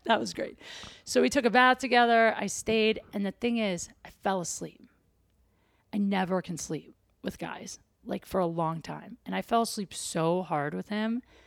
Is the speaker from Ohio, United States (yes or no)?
yes; Ohio, United States; I'm from Ohio.